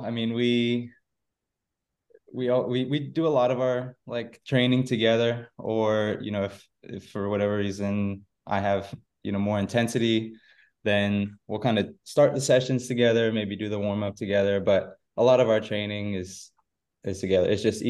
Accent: Florida, United States; So I'm originally from Central Florida, born and raised here.

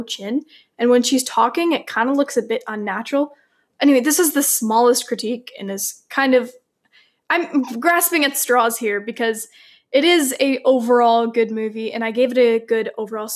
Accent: Ontario, Canada; we're sisters from Ontario

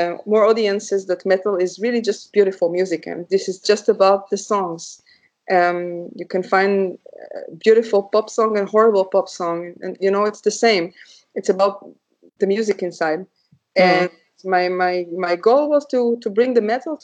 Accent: Israel; now in Leipzig, Germany; I come from Israel

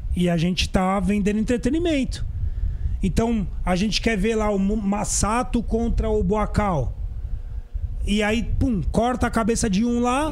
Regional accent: São Paulo, Brazil; Eu sou paulistano, nasci mesmo na capital aqui

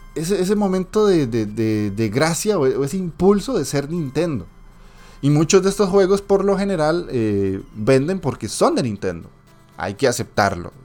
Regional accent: Costa Rica; yo soy de Costa Rica

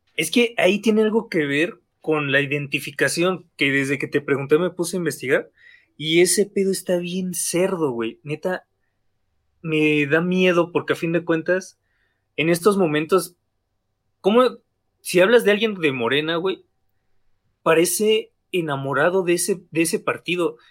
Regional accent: Mexico; este cansancio como mexicanos, porque a fin de cuentas vivimos una realidad

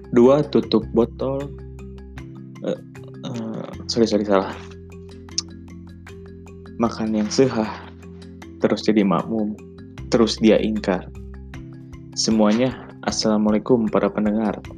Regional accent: Bandung, West Java, Indonesia; also born or lived in Pangandaran; jadi saya lahir di Pangandaran tapi uh, besar di Bandung gitu saya dari kecil memang udah di Bandung SD SMP SMA sampai sekarang lagi kuliah semester akhir

